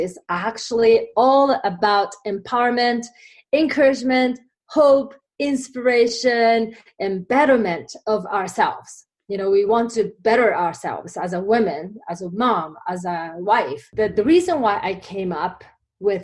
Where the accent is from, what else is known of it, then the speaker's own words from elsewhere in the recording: Japan; English is a second language; moved away as an adult; now in United States; I came from Japan many years ago now. I've been here longer than I was in Japan now. So I came here after graduating college